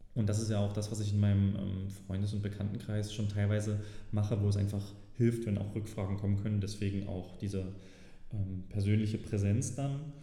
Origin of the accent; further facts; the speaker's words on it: Saxony, Germany; als Sachse äh, ist das zum Beispiel immer ganz gut erkennbar